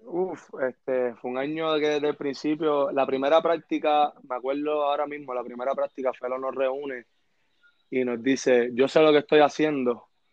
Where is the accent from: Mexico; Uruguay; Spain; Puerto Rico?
Puerto Rico; Carolina; also born or lived in San Juan, Puerto Rico; yo soy oriundo de Carolina, Puerto Rico